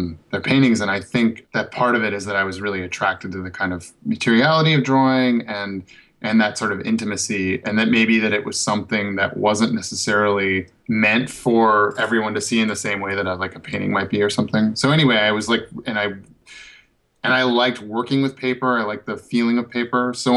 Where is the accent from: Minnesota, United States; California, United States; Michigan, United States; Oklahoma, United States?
Minnesota, United States; northern; also born or lived in Chicago / Berlin; now in Los Angeles, United States; I grew up in Minnesota, in northern Minnesota